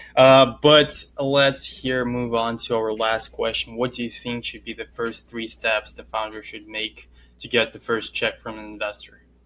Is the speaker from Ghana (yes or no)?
no; Russia; accent: Russian; moved away; From Russia.